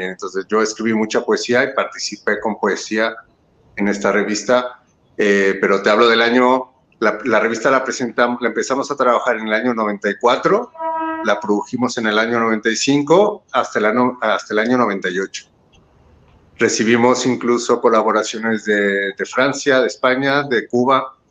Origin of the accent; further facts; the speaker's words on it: Mexico; born there; Pues sí, yo nací en México.